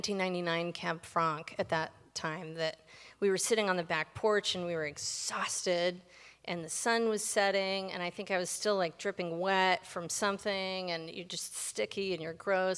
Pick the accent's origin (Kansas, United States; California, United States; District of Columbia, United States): District of Columbia, United States; Washington; Yeah, D.C. proper.